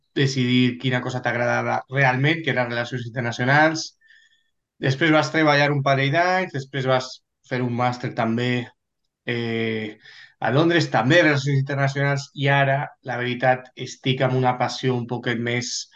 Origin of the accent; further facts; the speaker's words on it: Valencia, Valencian Community, Spain; moved away as an adult; also born or lived in London, United Kingdom; now in United Kingdom; soc de València eh, i he nascut a València, he estudiat a València fins a l'universitat, que me'n vaig vindre a UK